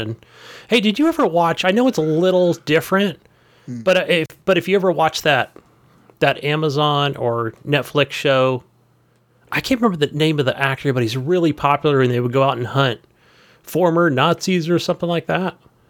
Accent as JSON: {"language": "English", "country": "Poland", "said": "Look, hey, I'm from Poland, and, you know, my parents were from Germany"}